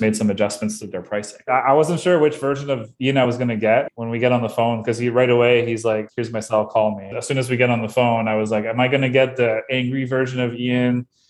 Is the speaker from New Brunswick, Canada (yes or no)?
yes; Bathurst, New Brunswick, Canada; now in Moncton, Canada; I am originally from Bathurst, New Brunswick, which is even a smaller place.